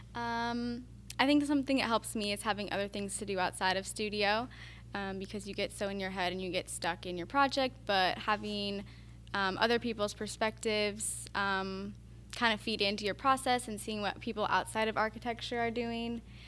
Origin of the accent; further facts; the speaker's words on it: Montana, United States; moved away; I'm from Montana